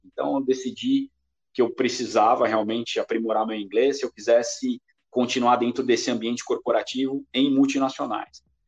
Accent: São Paulo, Brazil; also born or lived in Cabreúva; nascido e criado na zona leste de São Paulo, mais especificamente no bairro do Tatuapé

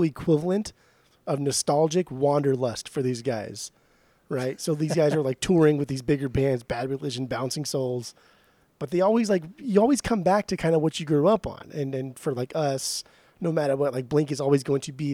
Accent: Orange County, Southern California, United States; we grew up in the California beach

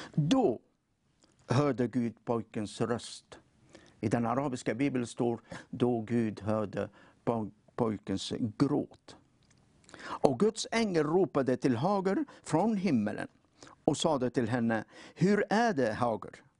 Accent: Tunisia; now in Sweden; jag kommer från eh, Nordafrika.

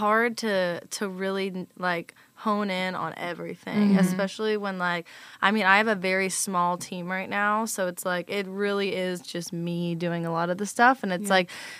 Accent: Virginia, United States; moved away as an adult; now in Nashville, United States; Well, I'm originally from Virginia

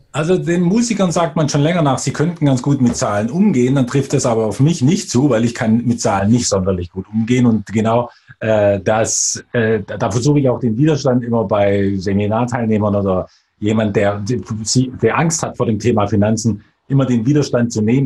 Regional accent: Bavaria, Germany; also born or lived in Swabia; bin Schwabe tatsächlich, wenn auch eher mich den Bayern zugehörig fühlend, weil ich dort aufgewachsen bin

